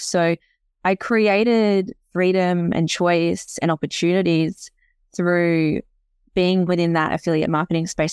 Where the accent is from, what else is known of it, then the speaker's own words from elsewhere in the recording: Tasmania, Australia; also born or lived in Canada; I'm from Tassie originally.